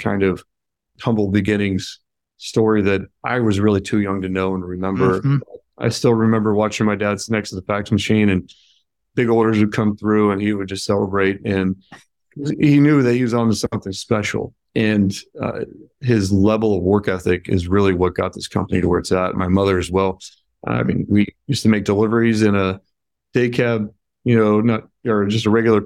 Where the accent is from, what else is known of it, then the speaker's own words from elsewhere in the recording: California, United States; moved away as an adult; now in Indiana, United States; growing up out there